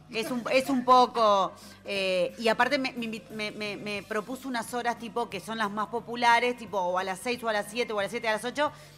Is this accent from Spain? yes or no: no; Montevideo, Uruguay; nací en Punta Carretas y vivo ahí